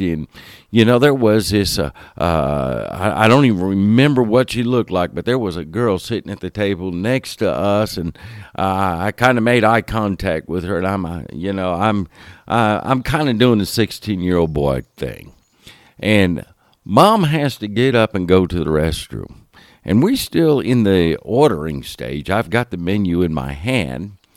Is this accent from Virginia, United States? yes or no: no; Homestead, Florida, United States; I spent those years, uh, growing up in Miami area, Homestead, Florida area.